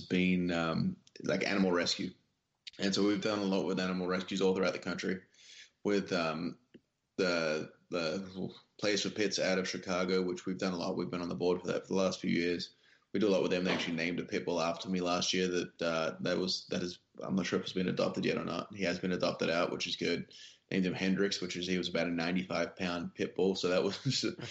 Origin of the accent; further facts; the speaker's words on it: Western Australia, Australia; now in United States; my home state of Western Australia